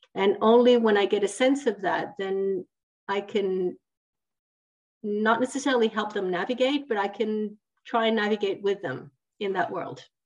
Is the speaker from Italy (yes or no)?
yes; Italy; also born or lived in Switzerland; now in France; I'm actually from Italy, which is a little bit down more south.